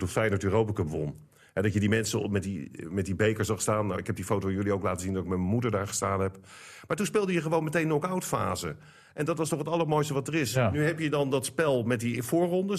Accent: Netherlands; als Nederlander

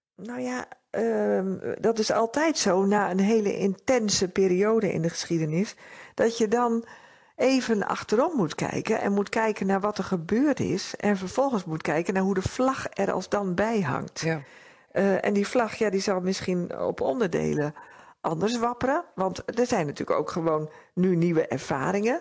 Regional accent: Netherlands; also born or lived in Drenthe; we als Nederlanders

